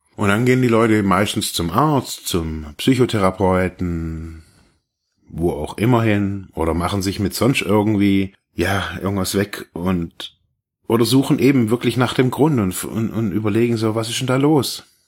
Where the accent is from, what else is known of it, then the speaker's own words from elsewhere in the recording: Germany; also born or lived in Ravensburg; wir so als Deutsche so oder als Westeuropäer